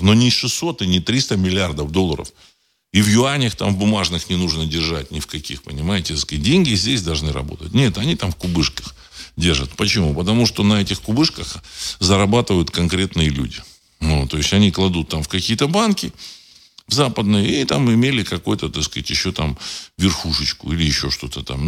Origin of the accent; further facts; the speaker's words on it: Saint Petersburg, Russia; знаю, значит, это мой родной город